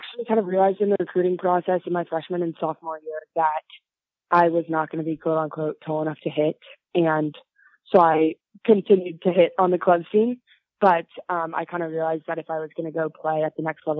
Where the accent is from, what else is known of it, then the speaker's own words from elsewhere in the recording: Pasadena, California, United States; I grew up in Pasadena, California, which is about 50 miles outside of Los Angeles